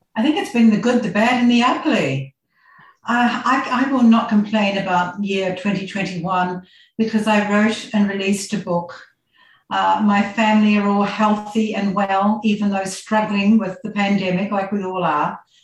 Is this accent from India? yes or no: no; New Zealand; moved away as an adult; also born or lived in Christchurch, New Zealand; now in Australia; i grew up in very small village in new zealand it was dairy country so on a farm